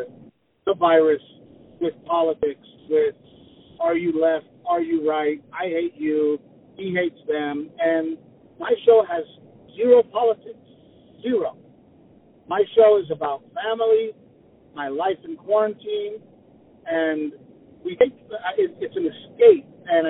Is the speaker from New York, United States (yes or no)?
no; South Texas, United States; moved away as an adult; also born or lived in Los Angeles; I grew up in South Texas